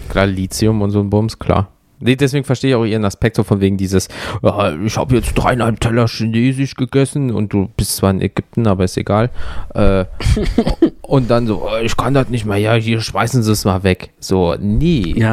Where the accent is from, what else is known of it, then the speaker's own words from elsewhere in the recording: Germany; da sind da so drei fucking Deutsche in einem Auto